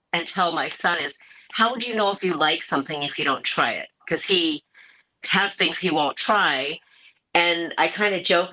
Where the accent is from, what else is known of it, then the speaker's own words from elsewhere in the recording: Portland, Oregon, United States; also born or lived in Seoul, South Korea; I grew up in Portland.